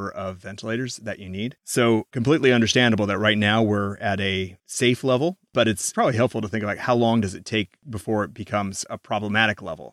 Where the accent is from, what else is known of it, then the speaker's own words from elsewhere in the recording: The Dalles, Oregon, United States; moved away; my hometown of The Dalles, Oregon